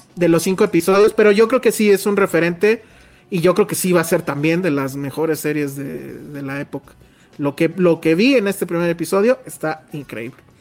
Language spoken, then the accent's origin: Spanish; Mexico City, Mexico; todos somos de CDMX, de CDMX. Pues sí, sí, ¿no? Sí. O sea, original de cepa